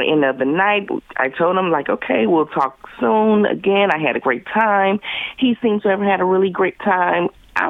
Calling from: Dayton, Ohio, United States; I'm calling from East Dayton.

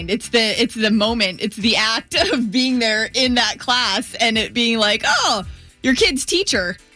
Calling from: Titusville, Florida, United States; I'm calling from Titusville.

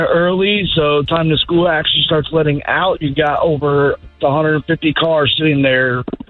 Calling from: Orlando, Florida, United States; I'm calling from Orlando, Florida.

